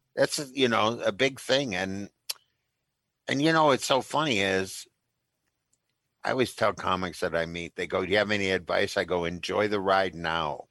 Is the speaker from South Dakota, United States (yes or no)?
no; Minnesota, United States; as a Minnesotan as I am, a very Midwesterner